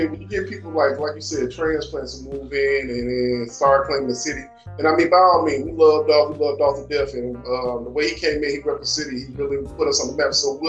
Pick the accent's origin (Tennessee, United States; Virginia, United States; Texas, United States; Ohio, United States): Tennessee, United States; Memphis; And I'm a Med baby, so I'm from Memphis. And when people ask me where I'm from, I all I say is Memphis, and they be like, "What part?" I'm like, "Well, my people come from the Garden."